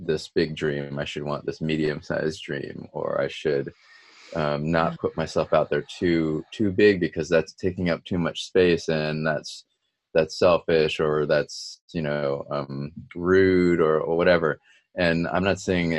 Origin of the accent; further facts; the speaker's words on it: United States; being a second generation minority growing up in the States